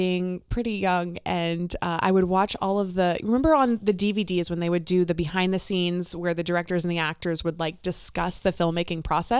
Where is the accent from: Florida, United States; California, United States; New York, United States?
Florida, United States; moved away as an adult; now in Minnesota, United States; Florida. I'm from Florida.